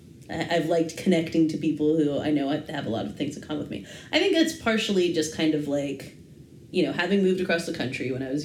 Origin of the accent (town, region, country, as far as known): Massachusetts, United States; born or raised there; moved away; also born or lived in California